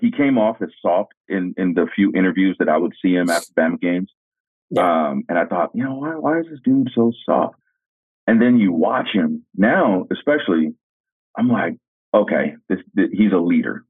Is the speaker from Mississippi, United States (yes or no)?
no; California, United States; growing up in California